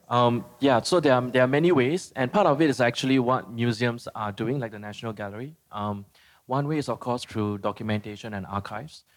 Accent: Philippines; I'm from the Philippines

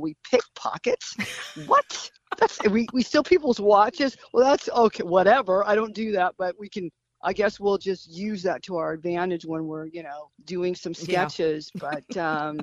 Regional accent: California, United States; I'm from California anyway, and I buy clothes out in Hollywood anyway, which is only like a couple, you know, 10 minutes away from the house

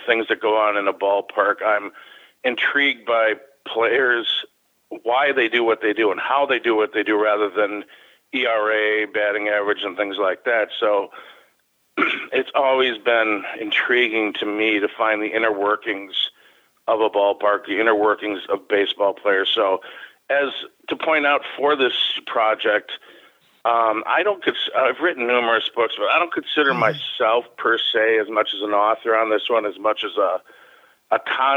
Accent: Chicago, Illinois, United States; now in Milwaukee, United States; Growing up in Chicago and my first time seeing Wrigley Field and then moving up to the Milwaukee area

